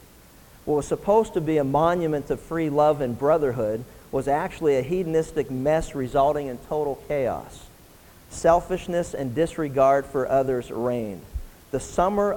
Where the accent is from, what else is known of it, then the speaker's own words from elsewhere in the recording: Pennsylvania, United States; as a teenager growing up in Pennsylvania